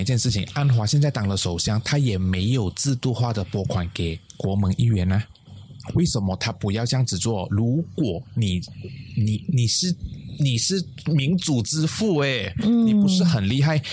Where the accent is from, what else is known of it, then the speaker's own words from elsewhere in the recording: Malaysia; 我的老家在巴巷